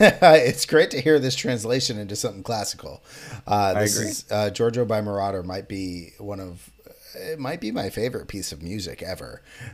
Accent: United States; but I'm very American.

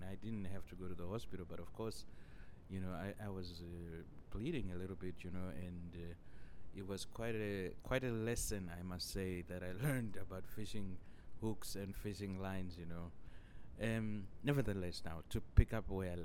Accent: Chivhu, Mashonaland East, Zimbabwe; now in Denmark; I grew up in Zimbabwe, you know, even though I live in Denmark now.

